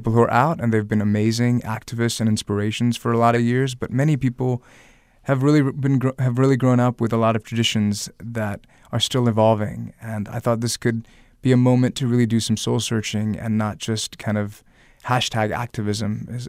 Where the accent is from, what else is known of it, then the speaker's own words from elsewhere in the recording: the South, United States; I'm here in Virginia, where I'm a Southerner as well.